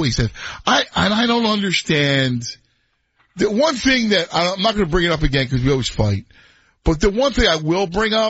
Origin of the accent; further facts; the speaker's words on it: Philadelphia, Pennsylvania, United States; moved away; I grew up in Philadelphia